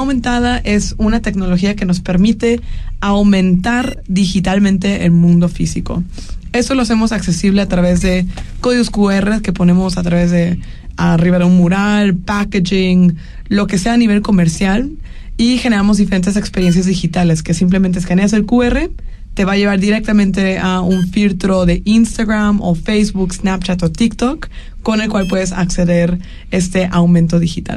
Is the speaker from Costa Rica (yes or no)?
no; Guadalajara, Jalisco, Mexico; now in Mexico City, Mexico; Soy tapatía